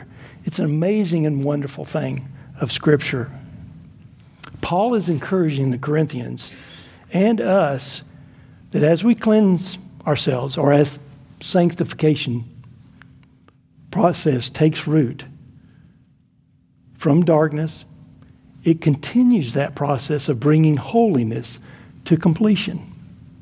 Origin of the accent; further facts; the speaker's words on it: Florida, United States; I grew up in Florida, and the town I lived in had numerous lakes and rivers and ponds